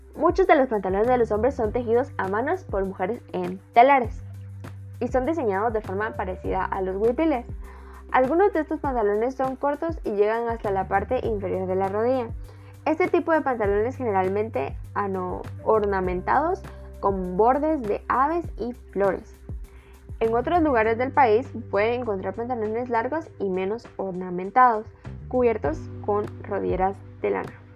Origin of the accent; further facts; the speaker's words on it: Guatemala; nuestro país